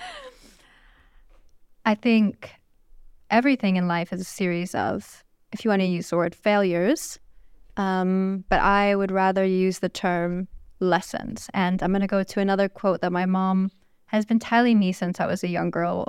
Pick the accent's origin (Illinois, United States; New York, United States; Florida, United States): Illinois, United States; Chicago; also born or lived in California; now in Saudi Arabia; I grew up in Chicago